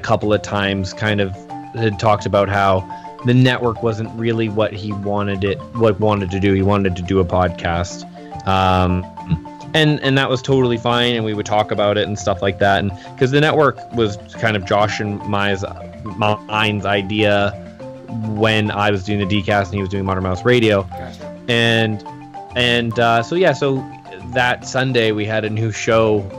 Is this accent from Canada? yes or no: yes; Canada; I'm Canadian.